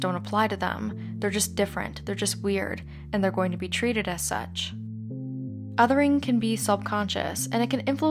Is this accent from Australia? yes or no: no; Canada; As a Canadian